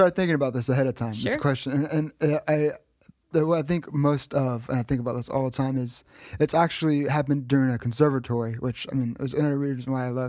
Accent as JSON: {"language": "English", "region": "Texas", "country": "United States", "tie": "born or raised there", "said": "Born and raised in Texas, yeah."}